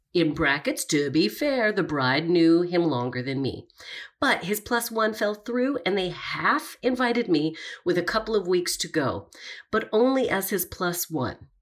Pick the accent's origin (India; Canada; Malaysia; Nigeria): Canada; Calgary, Alberta; moved away; I'm from Calgary